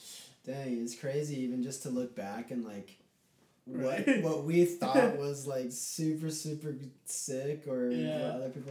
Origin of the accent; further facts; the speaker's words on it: Saratoga Springs, Utah, United States; we're in Saratoga Springs, Utah.